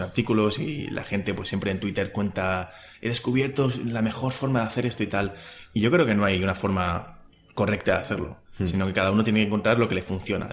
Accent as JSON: {"language": "Spanish", "country": "Spain", "said": "los que somos españoles"}